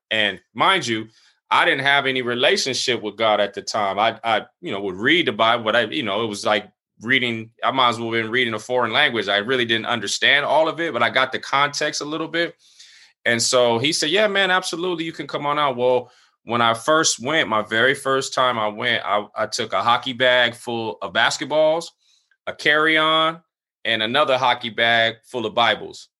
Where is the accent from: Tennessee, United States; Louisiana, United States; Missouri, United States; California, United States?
California, United States; San Diego; also born or lived in Cle Elum, Washington; I was born he, in San Diego, California. I grew up here for about a good twenty-two years